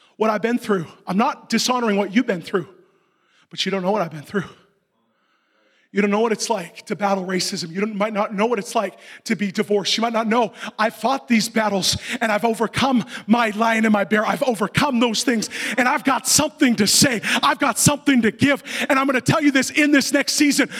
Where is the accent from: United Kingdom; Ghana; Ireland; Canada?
Canada; I'm not a Canadian Christian.